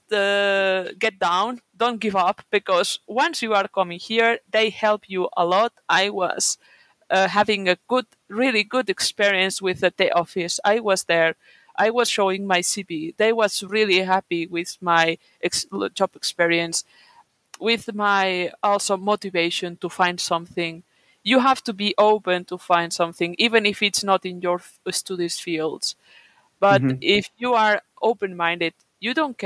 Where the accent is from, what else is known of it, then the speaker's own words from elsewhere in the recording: Catalonia, Spain; first language Catalan; English is a second language; now in Kuopio, Finland; I come from my region. It's Catalonia, which is a region in Spain